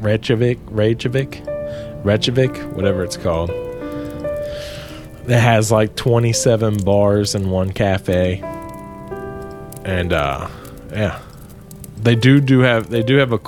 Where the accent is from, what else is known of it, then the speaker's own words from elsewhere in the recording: Cincinnati, Ohio, United States; also born or lived in England; I'm from Cincinnati, Ohio, United States.